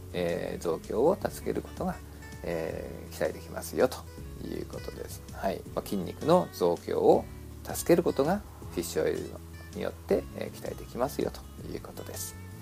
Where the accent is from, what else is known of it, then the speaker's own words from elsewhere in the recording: Japan; moved away as an adult; now in United States; 私もまあ日本で 生まれ育ちました